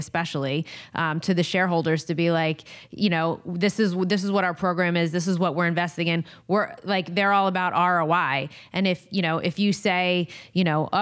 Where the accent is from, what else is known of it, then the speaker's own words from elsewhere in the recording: New Jersey, United States; I am from New Jersey. I know the state very well. My whole family's in New Jersey.